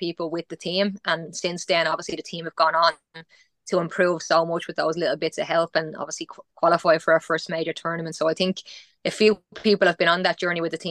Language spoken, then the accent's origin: English; Ireland; moved away as an adult; also born or lived in Italy; I was ready to come home